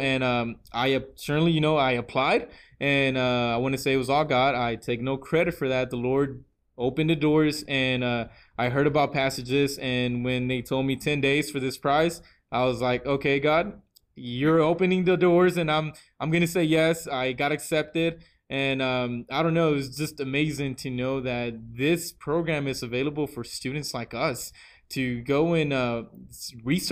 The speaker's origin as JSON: {"language": "English", "town": "Houston", "region": "Texas", "country": "United States", "also_born_or_lived": "Tamaulipas, Mexico", "said": "I am from Houston, Texas"}